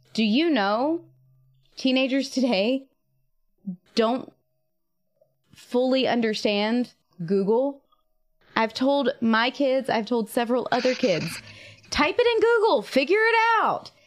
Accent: Eastern North Carolina, United States; I grew up in Eastern North Carolina and we didn't get snow

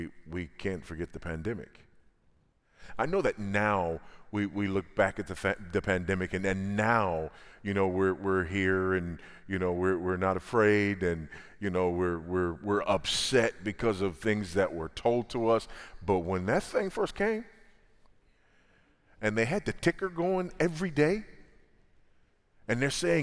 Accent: Los Angeles, California, United States; I was born and raised in South Central Los Angeles, California, and drug-infested, gang-infested South Central LA.

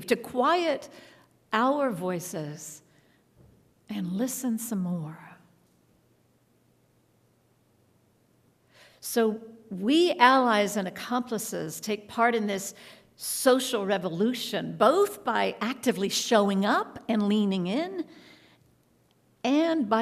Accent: Texas, United States; moved away; also born or lived in New York City; ever since I was a child growing up in Texas

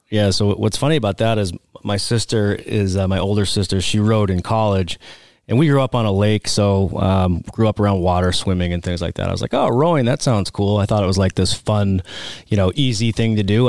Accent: Oxford, Massachusetts, United States; accent: Boston; now in Arizona, United States; I'm from the Boston area.

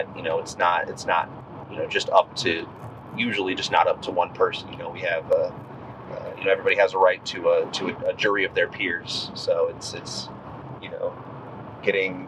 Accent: United States; I'm a patriot, I'm an American

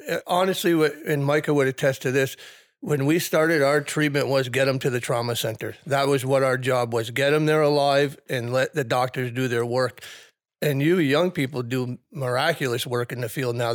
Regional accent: South Burlington, Vermont, United States; pretty much grew up in the, in the South Burlington firehouse

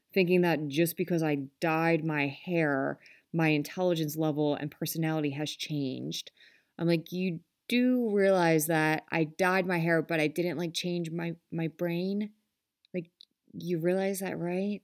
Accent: Philadelphia, Pennsylvania, United States; I am from Philly. Um, we say some type of way

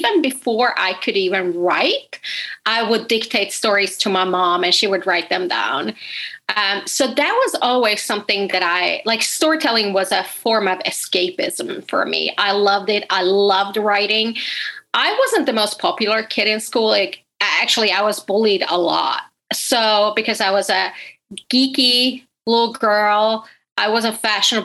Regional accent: Sweden; moved away; I'm originally from Sweden, but my family is Finnish

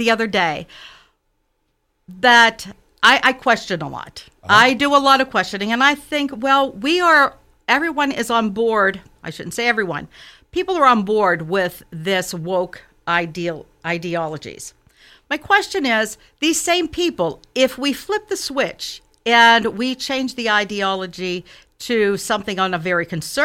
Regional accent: Westmoreland County, Western Pennsylvania, United States; moved away as an adult; now in Mount Lebanon, United States; I grew up as a blue-collar kid in a small town of Westmoreland County

